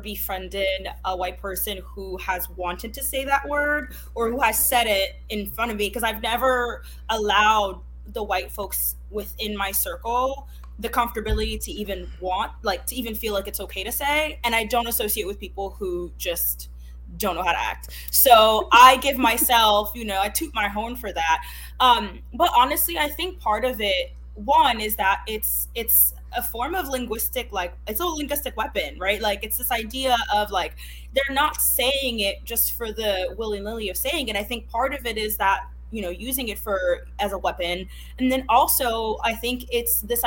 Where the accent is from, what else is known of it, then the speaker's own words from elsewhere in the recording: Haiti; first language Haitian Creole; English is a second language; moved away; English is not my first language, Creole is, I was born in Haiti.